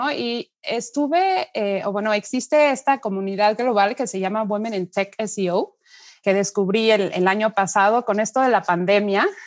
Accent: Mexico; Soy mexicana, pero bueno, de descendencia alemana.

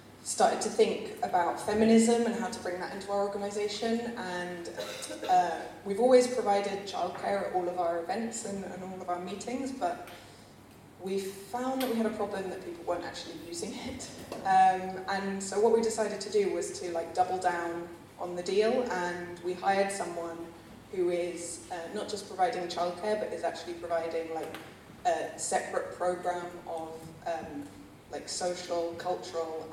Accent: London, United Kingdom; moved away as an adult; now in Barcelona, Spain; I'm originally from London, in case you're all wondering about the accent, but I've been in Barcelona for 10 years

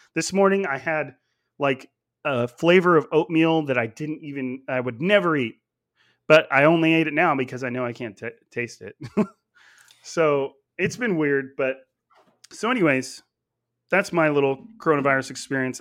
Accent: Clovis, California, United States; I actually grew up in Clovis, which is a, a suburb of Fresno, but it's all in Fresno County

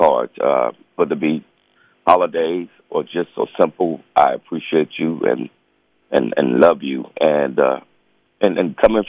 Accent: Charlotte, North Carolina, United States

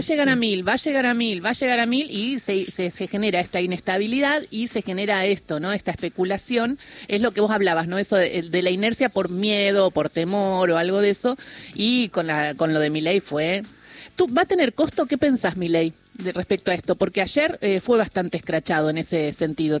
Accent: Argentina

